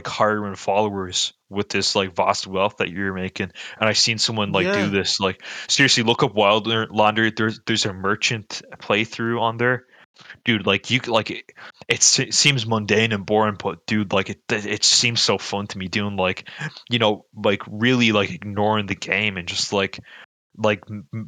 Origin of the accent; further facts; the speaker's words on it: United States; also born or lived in Northern Ireland; now in Ireland; growing up in America as a Zoomer